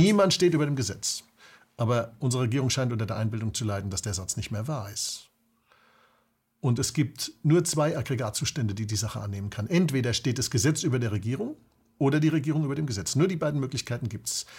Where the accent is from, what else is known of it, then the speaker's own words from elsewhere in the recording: Germany; als Deutsche